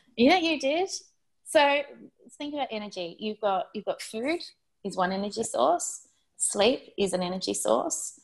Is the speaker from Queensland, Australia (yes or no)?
yes; Gold Coast, Queensland, Australia; also born or lived in Sydney; I spent some time growing up on the Gold Coast in Queensland, and I was a junior lifesaver